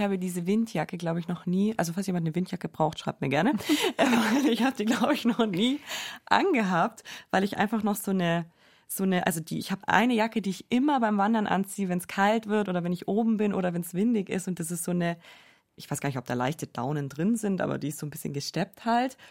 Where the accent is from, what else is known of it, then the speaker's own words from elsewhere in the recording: Allgäu, Bavaria, Germany; moved away as an adult; now in Munich, Germany; in meiner Heimat im Allgäu bin, da bin ich einfach so krass mit dem Autofahren aufgewachsen